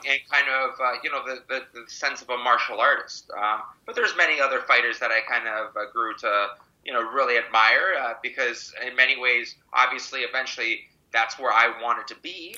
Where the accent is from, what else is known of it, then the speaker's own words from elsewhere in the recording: Mississauga, Ontario, Canada; also born or lived in Toronto; born in Toronto, raised in Mississauga